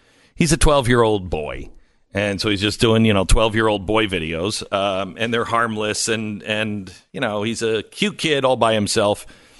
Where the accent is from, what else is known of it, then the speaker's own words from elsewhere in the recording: Bellingham, Washington, United States; I remember I had a pen pal. I grew up just outside of Bellingham, Washington, and I had a pen pal